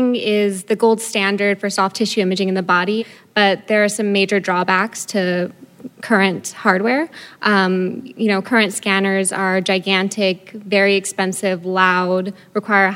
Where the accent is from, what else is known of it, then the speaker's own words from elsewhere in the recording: Boston, Massachusetts, United States; I'm from Boston